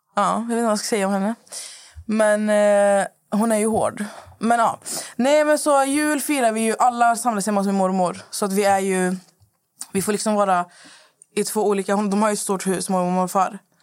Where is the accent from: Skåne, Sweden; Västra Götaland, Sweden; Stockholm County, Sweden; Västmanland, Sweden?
Västra Götaland, Sweden; Skövde; moved away; jag är hemma i Skövde hos min mamma